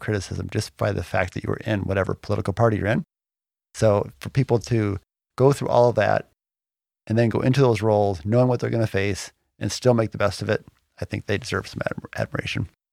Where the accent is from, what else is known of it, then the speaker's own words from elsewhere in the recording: Michigan, United States; moved away; We grew up in Michigan for a while